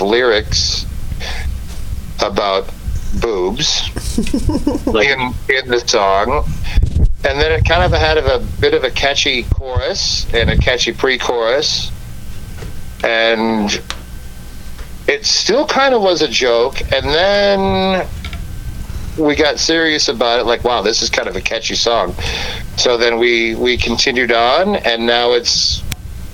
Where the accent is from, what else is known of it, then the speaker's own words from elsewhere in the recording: Green Bay, Wisconsin, United States; I'm from Green Bay